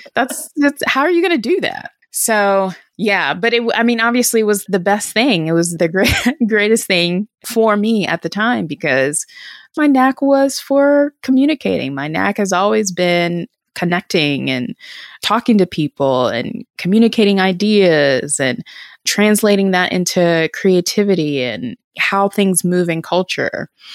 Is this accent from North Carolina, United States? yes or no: yes; Durham, North Carolina, United States; also born or lived in New York; I'm from Durham, North Carolina, and went to a school here in, in Northern Durham